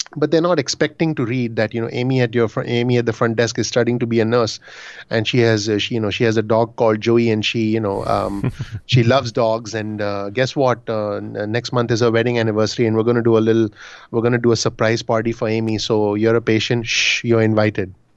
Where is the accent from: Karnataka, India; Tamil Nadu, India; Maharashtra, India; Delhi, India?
Maharashtra, India; Mumbai; moved away as an adult; now in New Jersey, United States; I'm originally from Bombay, India